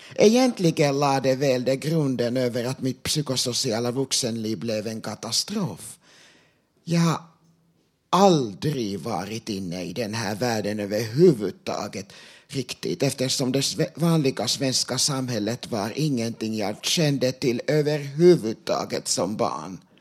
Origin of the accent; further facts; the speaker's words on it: Sweden; first language Finnish; Swedish is a second language; jag är född och uppvuxen i Sverige